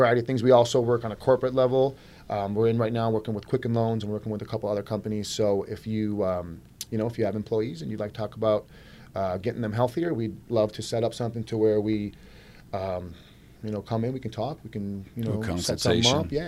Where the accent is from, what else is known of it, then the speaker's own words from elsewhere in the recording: Clinton Township, Michigan, United States; also born or lived in New York; I'm born and raised in Michigan here. I'm Clinton Township guy, East Side guy